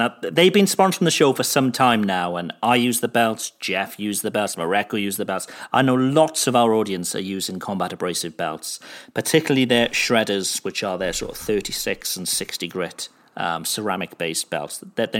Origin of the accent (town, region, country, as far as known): Cardiff, Wales, United Kingdom; born or raised there; moved away